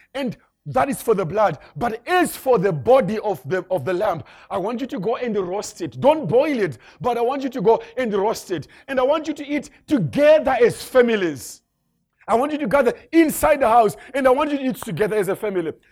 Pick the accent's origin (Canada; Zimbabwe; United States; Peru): Zimbabwe; moved away; I come from Zimbabwe. That's where I originally come from.